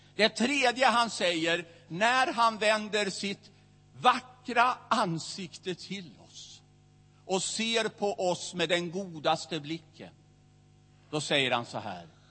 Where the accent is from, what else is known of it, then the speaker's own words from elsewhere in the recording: Västerås, Västmanland, Sweden; i Missionskyrkan i Västerås, där jag växte upp.